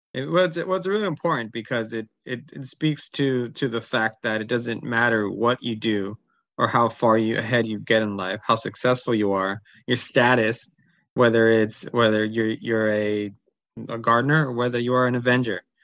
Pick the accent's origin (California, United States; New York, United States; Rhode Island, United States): California, United States; Berkeley; also born or lived in Oakland; I was born in Oakland and raised in Berkeley